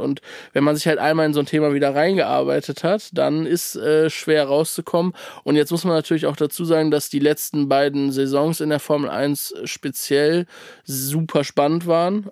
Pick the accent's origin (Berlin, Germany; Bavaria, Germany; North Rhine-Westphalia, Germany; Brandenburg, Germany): North Rhine-Westphalia, Germany; Cologne; ich komme aus Köln